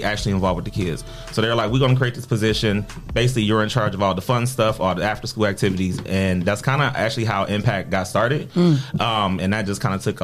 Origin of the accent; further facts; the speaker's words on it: Toledo, Ohio, United States; born and raised in Toledo.